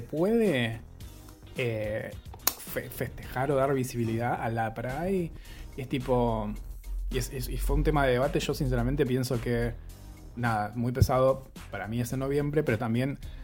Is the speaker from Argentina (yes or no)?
yes; Argentina; nosotros, como Argentina